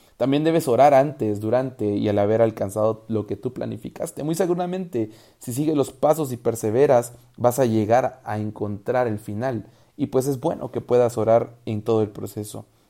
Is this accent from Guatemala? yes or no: yes; Guatemala; el quetzal es la moneda de mi país